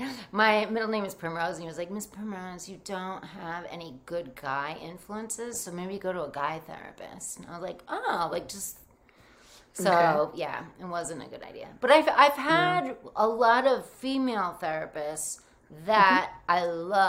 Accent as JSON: {"language": "English", "region": "Rhode Island", "country": "United States", "tie": "born or raised there", "also_born_or_lived": "New Jersey", "said": "I grew up in Rhode Island, which is just like Jersey in so many ways"}